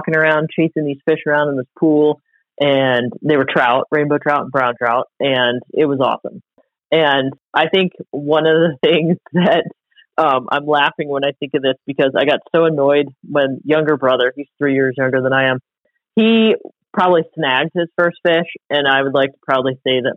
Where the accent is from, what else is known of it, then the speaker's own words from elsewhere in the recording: Ohio, United States; now in West Yellowstone, United States; I was born in Ohio